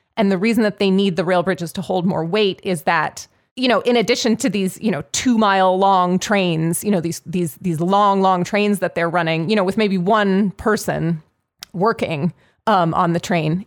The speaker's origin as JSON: {"language": "English", "town": "Pittsburgh", "region": "Pennsylvania", "country": "United States", "tie": "born or raised there", "said": "Pittsburgh, like, I grew up in Pittsburgh. I live in Pittsburgh."}